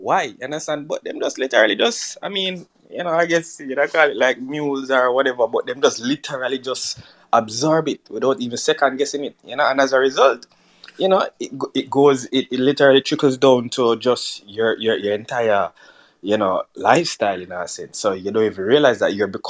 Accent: Jamaica; moved away; That is how me interpret being Jamaican. You have to live the culture

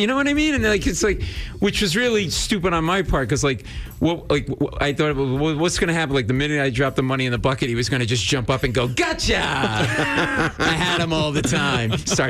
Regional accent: Rhode Island, United States; now in New York, United States; Not born and raised in New England, Rhode Island.

